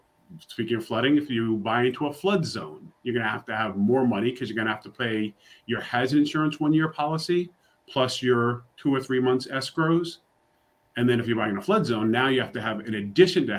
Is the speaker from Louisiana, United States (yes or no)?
no; New York City, New York, United States; now in Charlotte, United States; I'm from New York City. I live in Charlotte, North Carolina now.